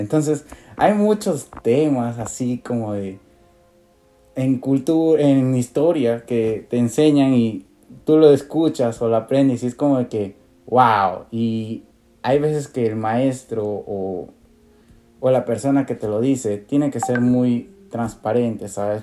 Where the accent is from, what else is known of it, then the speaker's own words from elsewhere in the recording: Iquitos, Loreto, Peru; Por Iquitos, por la ciudad por donde crecí